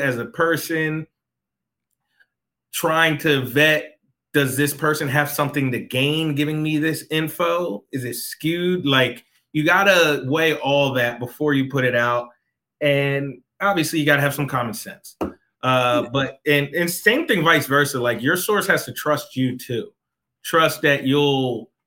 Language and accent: English; Philadelphia, Pennsylvania, United States; moved away; I grew up in Philadelphia. My family is still in Philadelphia